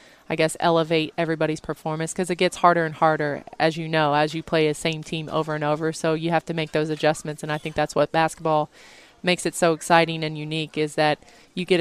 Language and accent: English; Indiana, United States; born or raised there